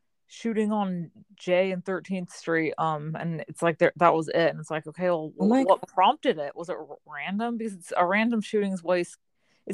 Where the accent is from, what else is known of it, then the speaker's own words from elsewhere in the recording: Sacramento, California, United States; in Sacramento, my hometown